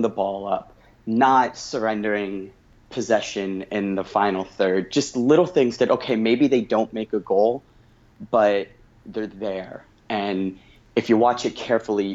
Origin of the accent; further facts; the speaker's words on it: United States; I'm an American sports fan